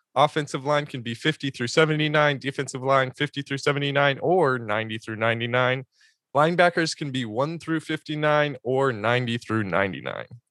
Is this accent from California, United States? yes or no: yes; San Diego, California, United States; I grew up in San Diego watching him play at Helix High School